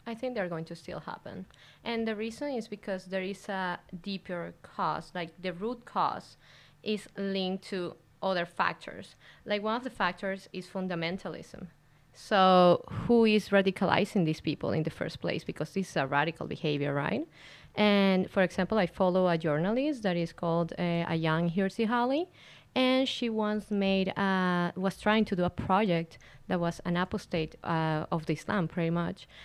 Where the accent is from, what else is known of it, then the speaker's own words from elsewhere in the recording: Venezuela; moved away as an adult; now in Canada; I am a lawyer from Venezuela